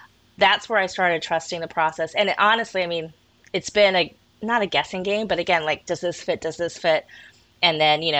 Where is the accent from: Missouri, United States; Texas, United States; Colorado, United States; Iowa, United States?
Colorado, United States; also born or lived in Kent, England / Shetland Islands; I was born in Kent, England, moved to Colorado when I was 5 to parents from the Shetland Islands